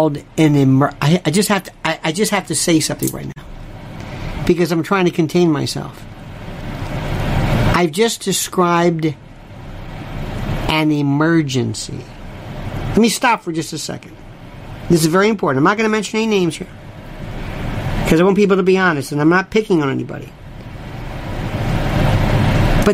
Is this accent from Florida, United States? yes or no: yes; Florida, United States; I was raised in Florida